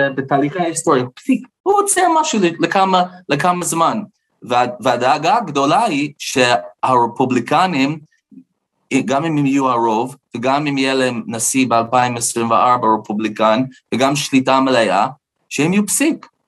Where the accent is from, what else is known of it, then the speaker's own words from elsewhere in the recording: United States; Hebrew is a second language; now in Israel; אני גדלתי בארצות הברית